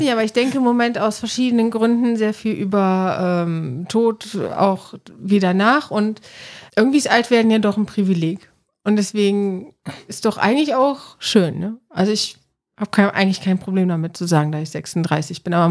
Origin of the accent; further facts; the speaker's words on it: Cologne, North Rhine-Westphalia, Germany; Weil ja, ich meine, ne, dieses äh, Schnapszahl, so als Kölner, 33.